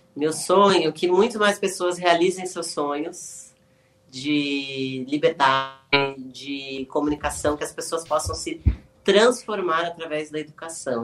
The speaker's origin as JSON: {"language": "Portuguese", "region": "São Paulo", "country": "Brazil", "said": "I'm from São Paulo"}